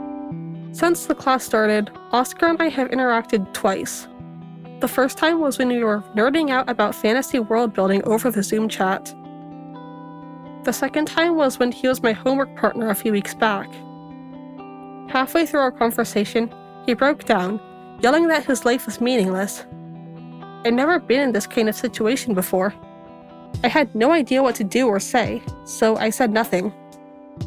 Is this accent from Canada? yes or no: no; Oregon, United States; my home state of Oregon